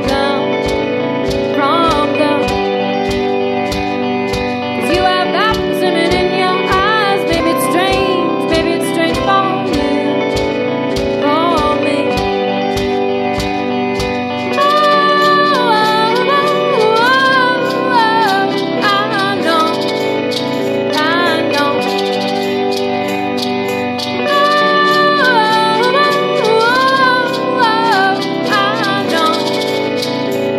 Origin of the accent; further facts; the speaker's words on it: Maine, United States; also born or lived in Back Bay, Boston; now in Boston, United States; I'm from Maine. No, I live in Back Bay, actually.